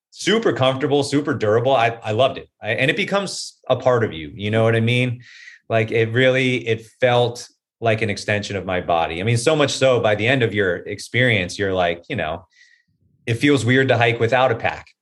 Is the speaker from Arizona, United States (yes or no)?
no; Hollywood, Florida, United States; moved away as an adult; also born or lived in Gainesville, Florida / Venice Beach, California; now in Los Angeles, United States; I'm from Hollywood, Florida. So I grew up in Hollywood, Florida